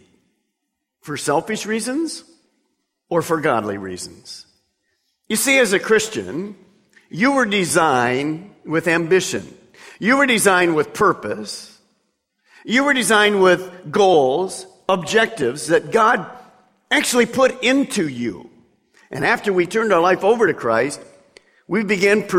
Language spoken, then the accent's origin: English; Detroit, Michigan, United States; growing up in Detroit